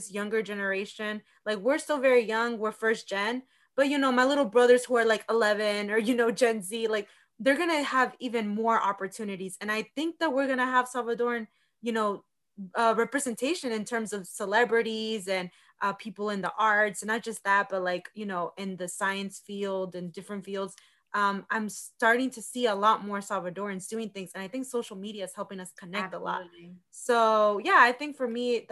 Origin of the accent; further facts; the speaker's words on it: Virginia, United States; growing up in Virginia